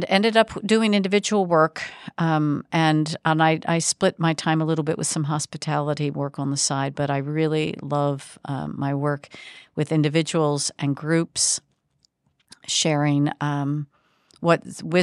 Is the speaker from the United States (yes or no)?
yes; Baltimore, Maryland, United States; I am originally, and that's been quite some time ago, born and raised in the Baltimore area of the Mid-Atlantic